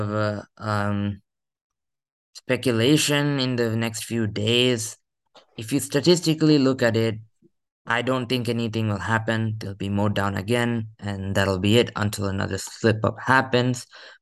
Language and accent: English; United States; as an American